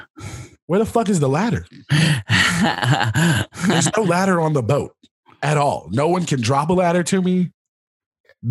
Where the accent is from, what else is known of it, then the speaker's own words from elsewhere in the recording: the South, United States; now in Los Angeles, United States; I am from the South